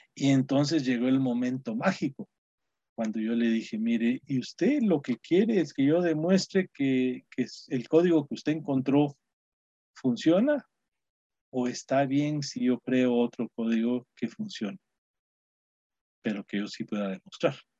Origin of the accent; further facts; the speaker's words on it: Guatemala; moved away as an adult; now in United States; mis compatriotas chapines